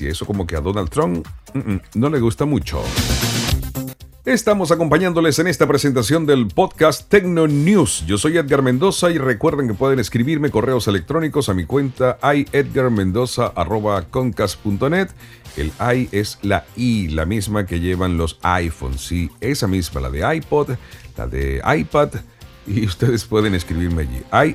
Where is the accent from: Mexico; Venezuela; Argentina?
Venezuela; En mi país, Venezuela